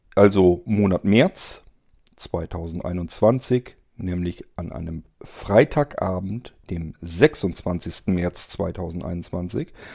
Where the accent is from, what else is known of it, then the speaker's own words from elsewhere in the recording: area of Tierpark Ströhen, Lower Saxony, Germany; moved away; in meine alte Heimat, wo ich ursprünglich herkomme. Das ist der Ströer Tierpark.